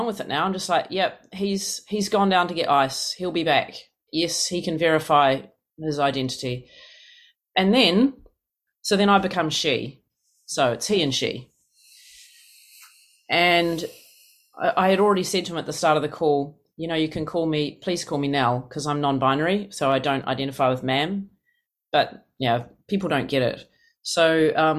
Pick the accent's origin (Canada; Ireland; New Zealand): New Zealand; moved away as an adult; now in United States; I come from New Zealand. It's this country of 5 million